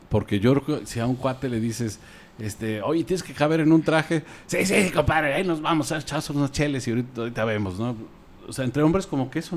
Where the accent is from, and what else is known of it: Mexico